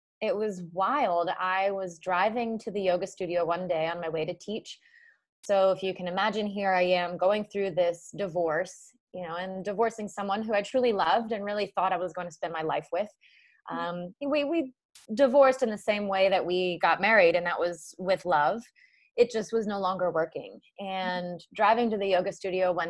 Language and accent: English; Narragansett, Rhode Island, United States; moved away as an adult; also born or lived in Charleston, South Carolina; I grew up in Narragansett, Rhode Island